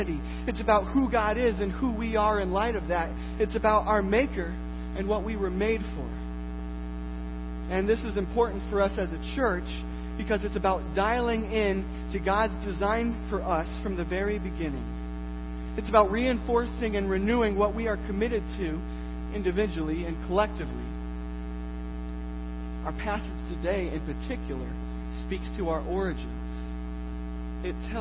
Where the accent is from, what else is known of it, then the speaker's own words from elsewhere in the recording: Iowa, United States; I am from Iowa